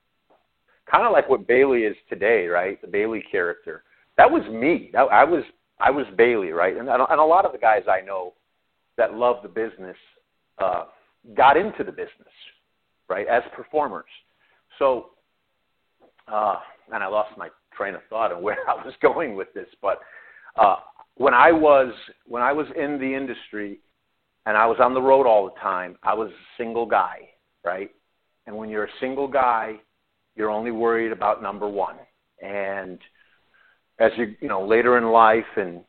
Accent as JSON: {"language": "English", "town": "Chicago", "region": "Illinois", "country": "United States", "tie": "born or raised there", "said": "growing up in Chicago"}